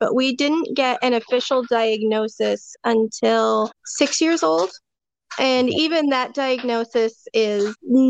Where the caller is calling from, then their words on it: Medford, Oregon, United States; I am in Medford, Oregon.